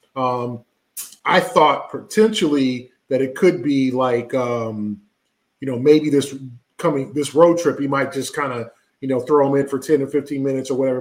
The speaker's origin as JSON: {"language": "English", "region": "West Coast", "country": "United States", "tie": "born or raised there", "moved": "yes", "lives_now": "East Coast, United States", "said": "the West Coast where I'm from, uh, and the time change. Obviously, growing up on West Coast time"}